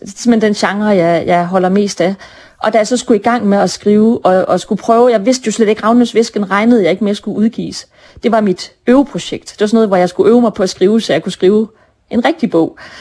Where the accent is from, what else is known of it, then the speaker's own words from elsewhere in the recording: Brønderslev, North Denmark Region, Denmark; now in Copenhagen, Denmark; jeg er født og opvokset i Brønderslev. Selvom jeg bor i København nu